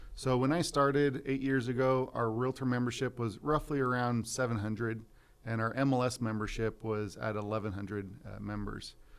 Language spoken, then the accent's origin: English; Visalia, California, United States; also born or lived in Fresno, California; I was born and raised in Visalia